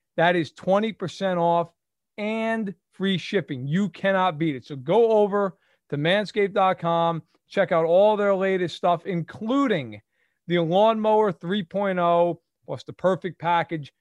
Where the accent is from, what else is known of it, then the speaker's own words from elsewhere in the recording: United States; I'm American